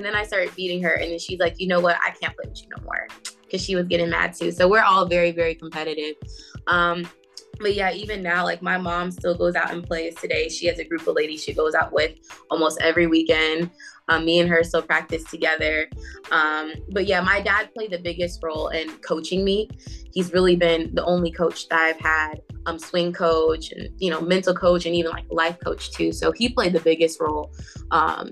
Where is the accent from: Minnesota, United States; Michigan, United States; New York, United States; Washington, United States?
Michigan, United States; Southfield; now in Duluth, Georgia, United States; I was born in Southfield, Michigan